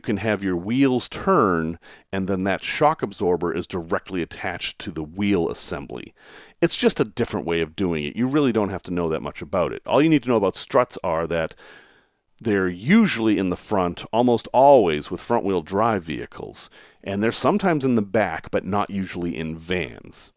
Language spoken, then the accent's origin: English; the North, United States; Growing up in the North